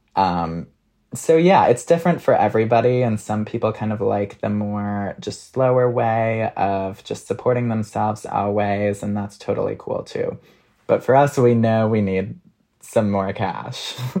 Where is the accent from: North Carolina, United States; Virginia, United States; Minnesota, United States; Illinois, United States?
Minnesota, United States; now in New York, United States; I'm from Minnesota